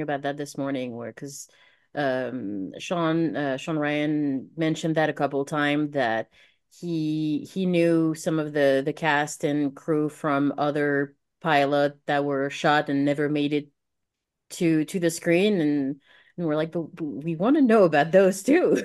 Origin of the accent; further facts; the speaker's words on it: France; moved away; I'm from France, so I didn't study most of American history.